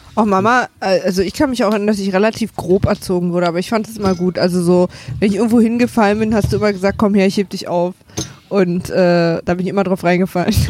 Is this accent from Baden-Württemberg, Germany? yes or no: no; Berlin, Germany; ich komme ja aus dem Prenzlauer Berg